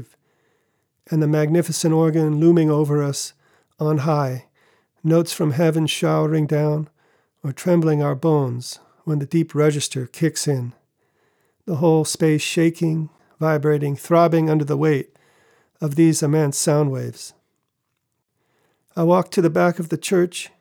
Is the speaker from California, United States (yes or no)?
yes; Los Angeles, California, United States; now in Switzerland; growing up in Los Angeles